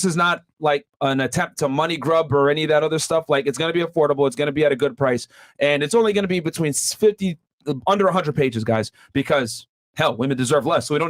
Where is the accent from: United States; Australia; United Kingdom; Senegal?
Senegal; I'm from Senegal. West Africa, already married, second wife.